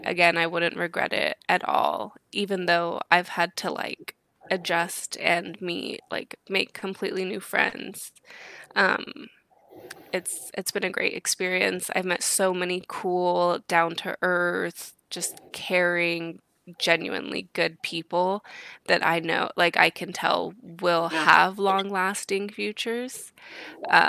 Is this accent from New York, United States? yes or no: no; Woodland, California, United States; I'm from Woodland, California